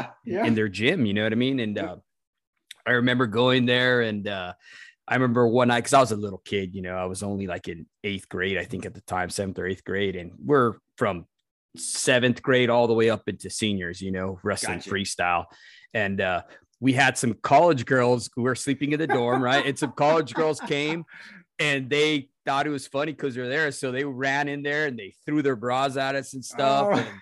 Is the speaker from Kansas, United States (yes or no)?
no; Santa Fe, New Mexico, United States; moved away; I grew up in Santa Fe, New Mexico originally.